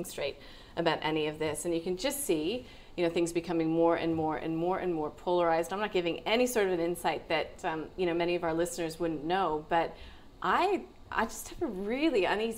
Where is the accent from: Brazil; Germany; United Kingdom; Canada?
Canada; now in Australia; I've been in Australia for such a long time now, and I'm actually Canadian